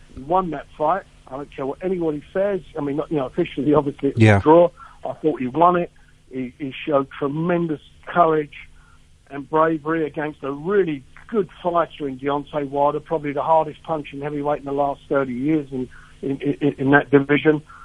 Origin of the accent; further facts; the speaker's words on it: United Kingdom; as a British guy